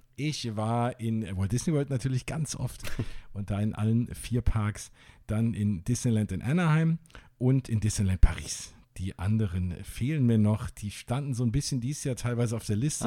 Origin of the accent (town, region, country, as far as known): Wiesbaden, Hesse, Germany; born or raised there; now in Flörsheim, Germany